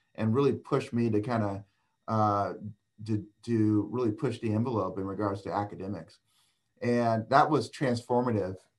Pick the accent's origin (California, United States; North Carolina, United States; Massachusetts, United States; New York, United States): California, United States; Oakland; moved away as an adult; also born or lived in Boston / Ann Arbor / Sacramento; I was born and raised in Oakland, California, um, in the East Bay of Northern California.